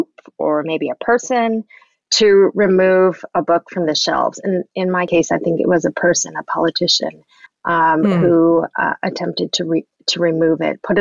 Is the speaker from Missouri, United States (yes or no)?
no; Southern California, United States; I grew up in Southern California